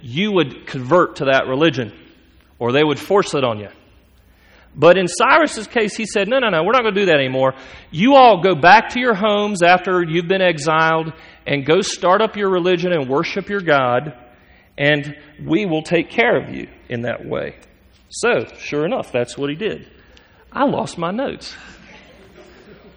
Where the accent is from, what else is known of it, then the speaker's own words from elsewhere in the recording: United States; as Americans, especially as us American men